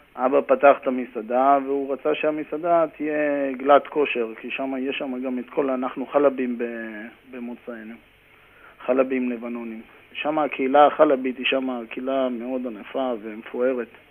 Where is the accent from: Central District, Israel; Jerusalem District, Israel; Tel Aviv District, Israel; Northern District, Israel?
Northern District, Israel; Karmiel; moved away as an adult; also born or lived in Haifa area (Krayot); now in New York, United States; גדלתי בכרמיאל, הייתי שחקן כדורגל בכרמיאל